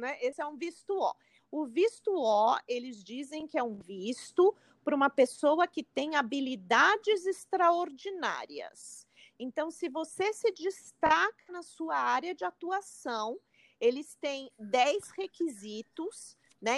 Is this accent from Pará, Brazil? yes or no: no; São Paulo, Brazil; moved away as an adult; now in New York, United States; eu sou de São Paulo